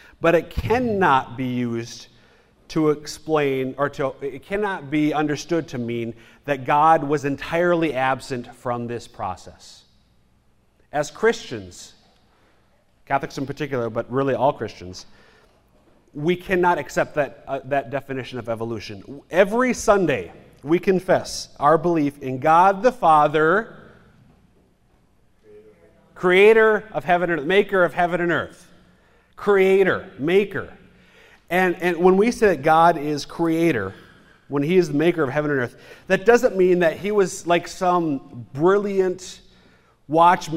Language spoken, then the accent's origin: English; Minnesota, United States; I'm from Minnesota